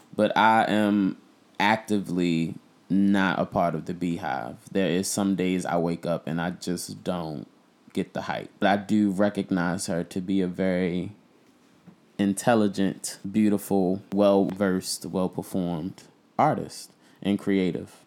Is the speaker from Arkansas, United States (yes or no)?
no; Baltimore, Maryland, United States; I'm from Baltimore